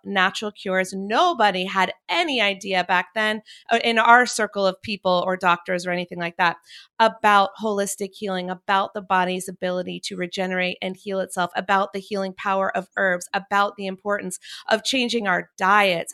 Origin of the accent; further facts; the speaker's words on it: Chapel Hill, North Carolina, United States; also born or lived in Wilmington, North Carolina; When I was growing up in Chapel Hill